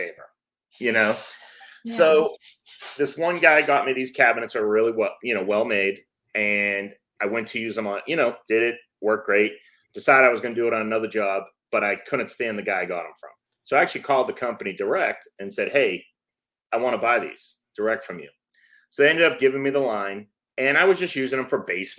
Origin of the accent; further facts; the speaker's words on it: Massachusetts, United States; moved away as an adult; now in Georgia, United States; I am actually from Massachusetts. I live in Georgia now.